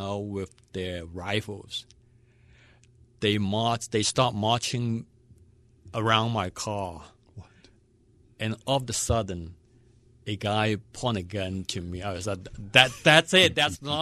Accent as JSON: {"language": "English", "country": "Hong Kong", "tie": "born or raised there", "also_born_or_lived": "Western Pennsylvania", "moved": "yes", "lives_now": "Pittsburgh, United States", "said": "I was born in Hong Kong. Long time ago"}